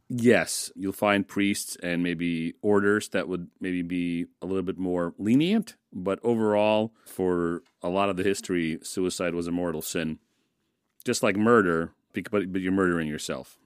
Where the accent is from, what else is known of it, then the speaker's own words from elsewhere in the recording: United States; I grew up in the States and I started school in the States